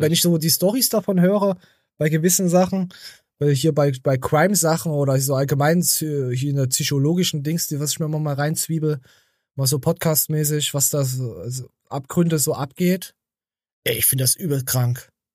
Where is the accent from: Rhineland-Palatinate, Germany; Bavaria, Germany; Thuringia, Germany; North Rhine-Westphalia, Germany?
Thuringia, Germany; bei uns in Thüringen